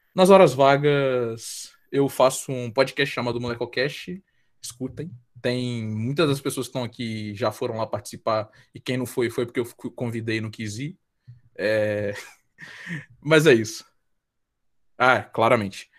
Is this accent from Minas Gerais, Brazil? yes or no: yes; Guarani, Minas Gerais, Brazil; moved away as an adult; now in Juiz de Fora, Brazil; eu sou de Guarani, Minas Gerais, é, zona da mata, bem interiorzinho de Minas, mas moro em Juiz de Fora, por causa da minha faculdade